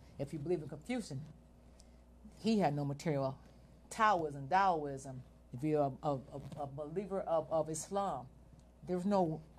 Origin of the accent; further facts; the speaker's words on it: United States; first of all, they don't know I'm American when they talk to me. Most like I said, they always think I'm Eritrean.